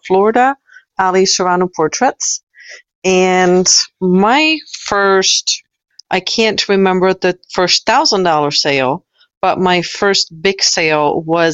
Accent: Czechia; now in United States; I'm originally from the Czech Republic. So I've lived in the United States for 20 years.

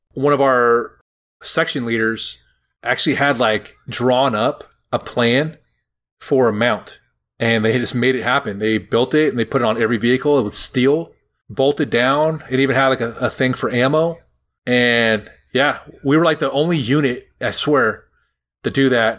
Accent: Roseville, California, United States; I'm like from from Roseville, which is just north of there

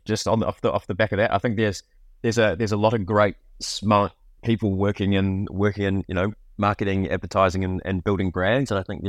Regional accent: New Zealand; summarizes the childhood growing up in New Zealand.

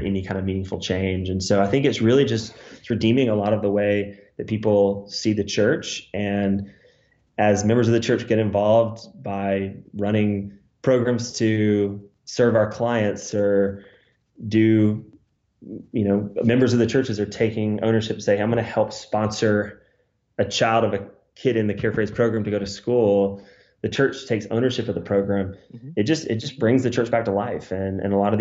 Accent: United States; I'm the American

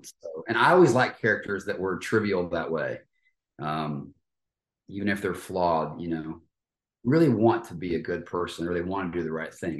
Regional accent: Fort Worth, Texas, United States; I grew up in Texas

